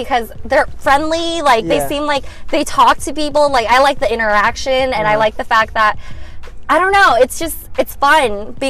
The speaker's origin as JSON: {"language": "English", "town": "San Ramon", "region": "California", "country": "United States", "also_born_or_lived": "Davis, California", "said": "So my background is I came from Doherty Valley High School."}